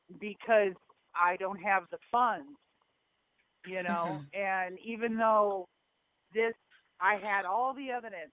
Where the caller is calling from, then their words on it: Nebraska, United States; Hi, I'm in Nebraska.